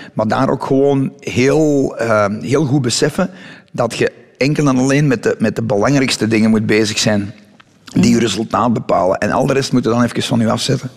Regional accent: Dessel, Flanders, Belgium; also born or lived in Mol; ben ik daar op de grens tussen Dessel en Molpostel. In een van de meest bosrijke omgevingen van België nog, denk ik. Of van Vlaanderen toch in ieder geval.

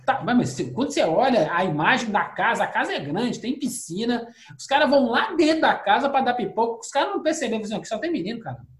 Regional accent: Brazil; lá fora não tem branco brasileiro. Nós somos todos latinos

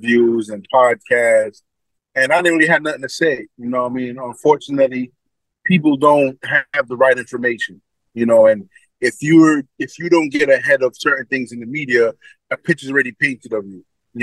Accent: New York City, New York, United States; I'm from Brooklyn

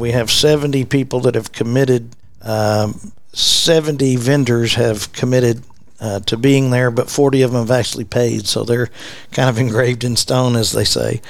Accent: Fort Worth, Texas, United States; I'm born and raised in West Fort Worth

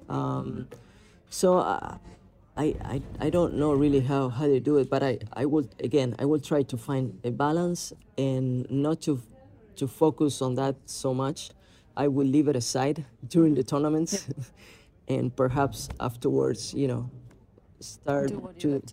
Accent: Argentina; when I started to become more popular in my home country in Argentina

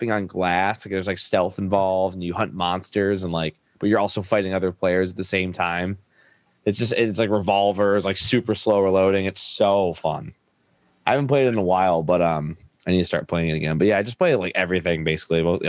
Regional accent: Detroit, Michigan, United States; moved away as an adult; also born or lived in Los Angeles; I'm from Detroit originally, but I moved to LA and I came back literally last year in July.

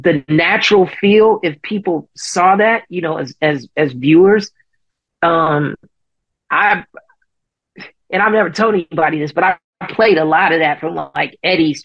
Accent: Chicago, Illinois, United States; my hometown of Chicago

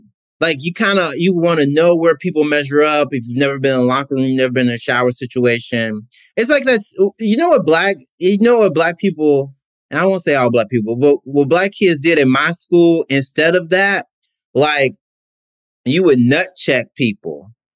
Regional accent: Mississippi, United States; I'm from Mississippi. Like Southern

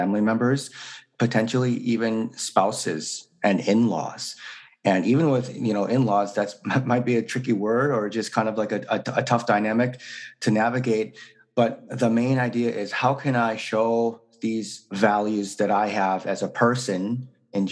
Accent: Wisconsin, United States; also born or lived in South Korea; I was born in South Korea, and I was relinquished for adoption when I was about 3 years old, and then placed into a white family in Wisconsin and then raised there

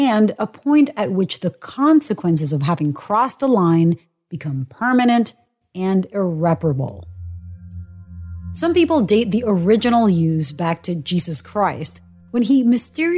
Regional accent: Puerto Rico; I'm a CBS News correspondent and a Boricua born and raised in Puerto Rico

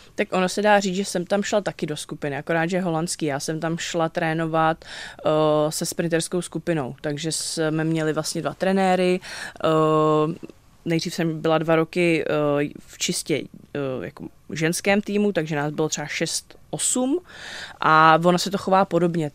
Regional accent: Vrchlabí, Hradec Králové Region, Czechia; já jsem jako z Vrchlabí

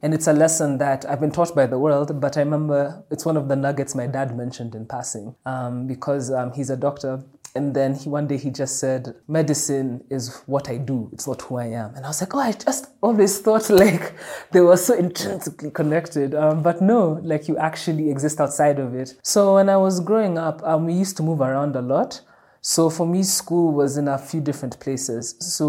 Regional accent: Dublin, Leinster, Ireland; I remember even when I was growing up in Dublin, they used to have this school magazine.

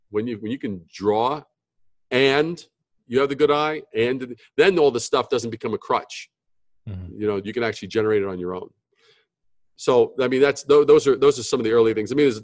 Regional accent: New York City, New York, United States; also born or lived in Brooklyn / Long Island / Manhattan; I'm native New Yorker, born in Brooklyn, raised in Queens, you know, Long Island, then Manhattan

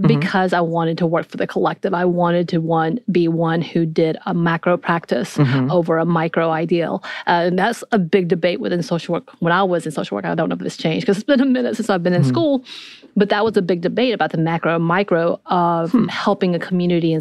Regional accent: North Georgia, United States; I grew up in North Georgia where everything's very binary anyway.

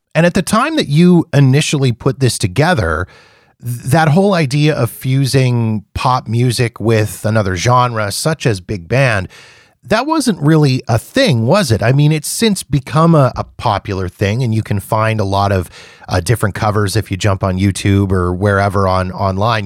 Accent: Canada; being Canadian

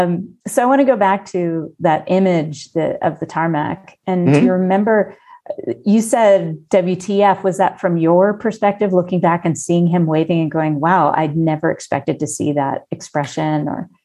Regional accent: Colorado, United States; moved away as an adult; also born or lived in Washington, D.C.; You know, I was from Colorado.

